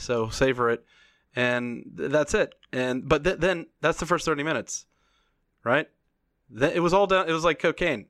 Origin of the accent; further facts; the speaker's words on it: United States; As an American